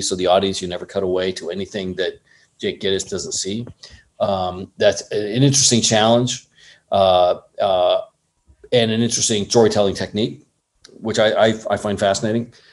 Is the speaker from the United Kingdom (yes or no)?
no; San Clemente, California, United States; moved away as an adult; also born or lived in Los Angeles, United States; now in Thailand; I grew up in Orange County uh, I went to San Clemente High School